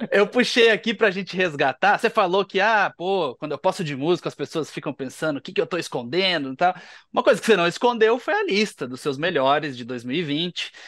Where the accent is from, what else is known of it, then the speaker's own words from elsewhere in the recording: Paraná, Brazil; eu, eu, sou do Paraná